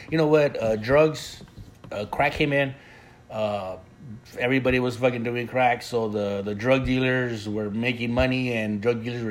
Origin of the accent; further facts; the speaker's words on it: Ensenada, Baja California, Mexico; moved away; I was born in Ensenada. The place is called Mañadero, Ensenada.